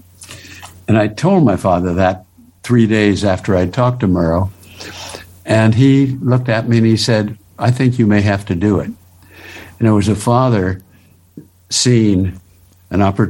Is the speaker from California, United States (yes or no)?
yes; Los Angeles, California, United States; moved away as an adult; also born or lived in Washington, D.C.; I was born in the Hollywood Hospital